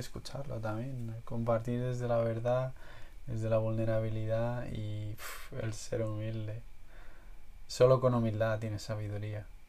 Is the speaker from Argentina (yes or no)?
no; Spain; yo que siento que vengo de España